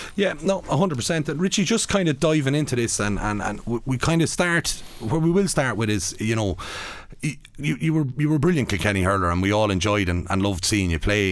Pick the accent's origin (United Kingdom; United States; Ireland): Ireland; Athlone, Leinster; I was growing up in Athlone